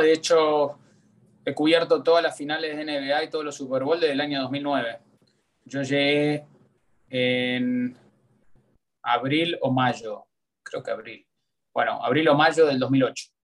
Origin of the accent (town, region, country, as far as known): Argentina; born or raised there; moved away as an adult; also born or lived in United States; now in Miami, United States